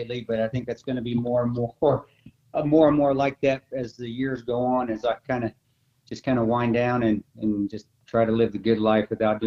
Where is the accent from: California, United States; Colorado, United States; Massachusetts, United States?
Colorado, United States; now in Midwest, United States; growing up in small town Colorado